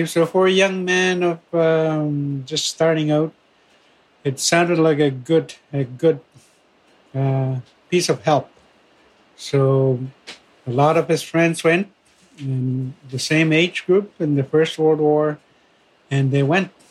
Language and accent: English; Fort Albany First Nation, Ontario, Canada; I am from Fort Albany First Nation and uh, describe the, the locale a little bit. If you are starting from Toronto and you go north on Highway 11, first, and then 11 past North Bay to Timmins